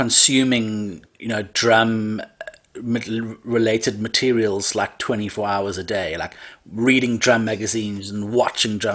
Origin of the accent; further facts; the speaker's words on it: Cape Town, Western Cape, South Africa; I'm born and raised in Cape Town. Cape Town, South Africa